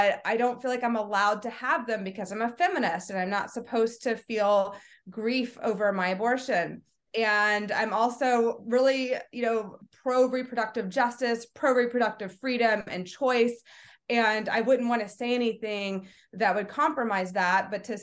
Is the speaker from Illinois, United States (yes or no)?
no; Kentucky, United States; I grew up in Kentucky